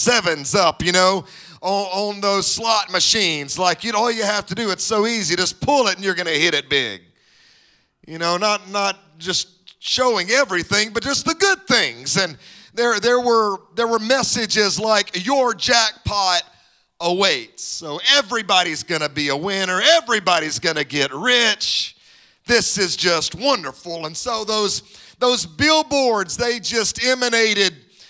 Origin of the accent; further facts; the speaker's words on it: Mississippi, United States; now in Dallas, United States; My wife and I both grew up in Mississippi